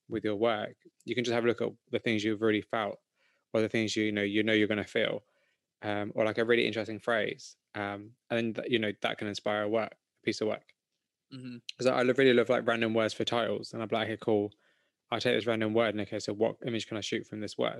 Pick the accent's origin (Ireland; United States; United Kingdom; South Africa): United Kingdom; England; I'm from England